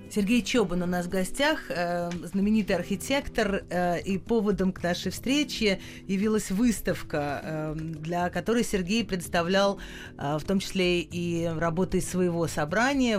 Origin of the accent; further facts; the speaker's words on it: Moscow, Russia; я москвич, я живу в Москве